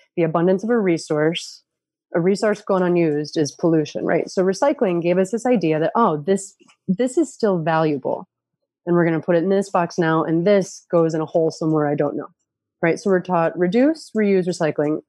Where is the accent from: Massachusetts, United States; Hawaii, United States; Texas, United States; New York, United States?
New York, United States; upstate; I grew up in a county in upstate New York